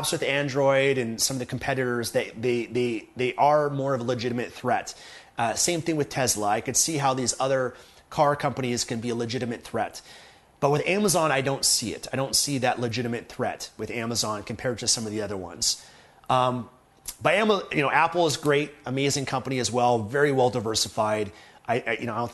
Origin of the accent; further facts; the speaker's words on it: Canada; as a Canadian